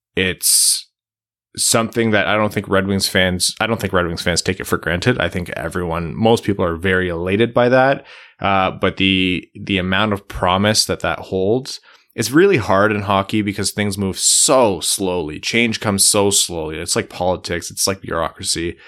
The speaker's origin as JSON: {"language": "English", "country": "United States", "said": "as an American"}